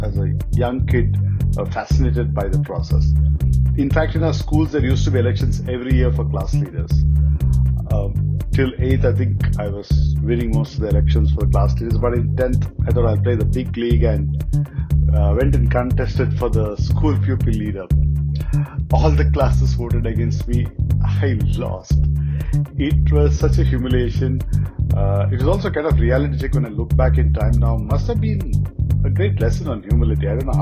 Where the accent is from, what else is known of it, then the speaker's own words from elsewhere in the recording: Bangalore, Karnataka, India; first language Kannada; English is a second language; I was born in Bangalore to a family of movie buffs.